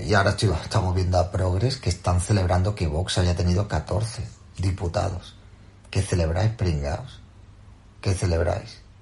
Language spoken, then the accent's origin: Spanish; Andalusia, Spain; Soy andaluz